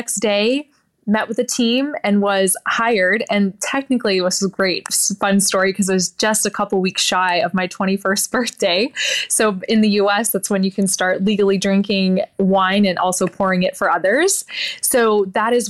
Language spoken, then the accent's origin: English; Willamette Valley, Oregon, United States; I'm born and raised in the Willamette Valley in Oregon